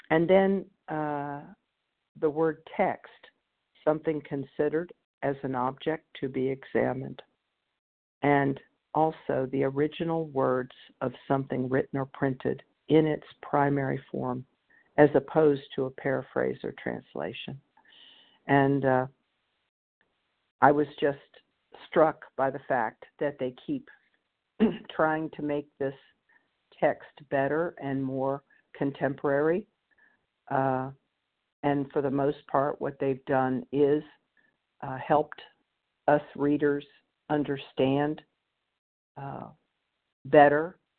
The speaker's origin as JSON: {"language": "English", "region": "North Carolina", "country": "United States", "said": "from North Carolina."}